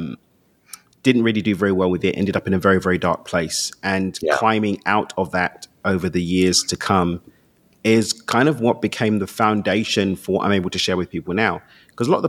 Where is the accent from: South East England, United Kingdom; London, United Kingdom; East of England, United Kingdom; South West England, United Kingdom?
London, United Kingdom; Born and raised in East London